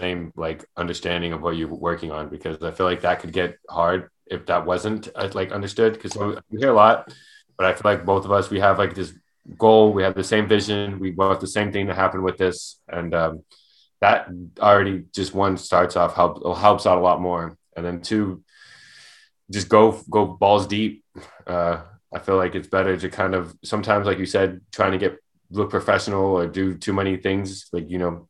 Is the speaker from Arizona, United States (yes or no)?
yes; Arizona, United States; we grew up in Arizona